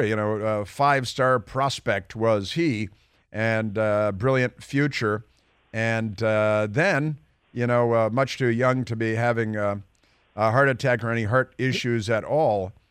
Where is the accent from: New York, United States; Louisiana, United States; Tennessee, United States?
New York, United States; Bronxville; born there; also born or lived in Milwaukee / Chicago; Technically, I was born in New York, um, and in Bronxville